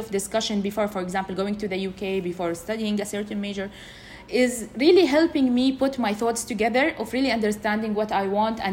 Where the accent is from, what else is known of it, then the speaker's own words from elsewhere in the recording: Jeddah, Makkah Province, Saudi Arabia; I was born and raised in Jeddah.